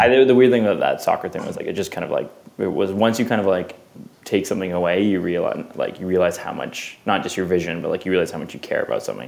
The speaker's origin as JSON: {"language": "English", "town": "Vancouver", "region": "British Columbia", "country": "Canada", "tie": "born or raised there", "moved": "yes", "said": "I grew up in Vancouver"}